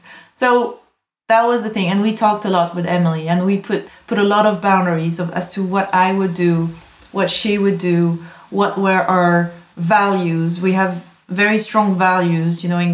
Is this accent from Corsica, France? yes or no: yes; Corsica, France; now in London, United Kingdom; I come from Corsica. It's one of the most beautiful places in the world